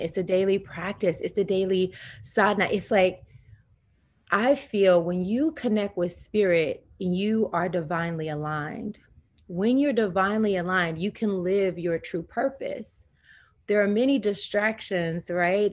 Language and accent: English; the South, United States; I'm from the South, so Southern Baptist Christian